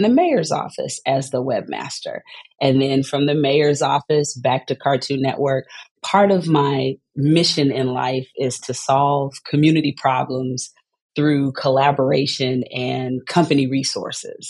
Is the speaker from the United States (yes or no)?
yes; Texas, United States; moved away as an adult; also born or lived in Atlanta, Georgia; now in St. Louis, United States; as a Texan